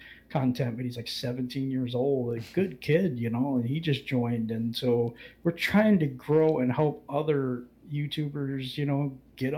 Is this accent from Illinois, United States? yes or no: no; Muskegon, Michigan, United States; also born or lived in Bremerton, Washington; I grew up in Michigan. I grew up in Muskegon, Michigan.